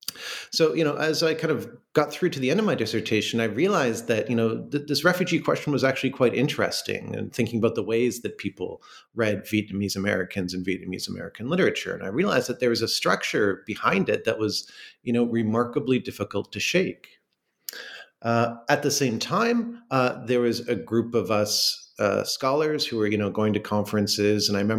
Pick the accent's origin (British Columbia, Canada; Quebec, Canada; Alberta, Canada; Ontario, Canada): Ontario, Canada; Toronto; Initially, I'm from Toronto, which is a city in Canada, and I did my bachelor's degree at the University of Toronto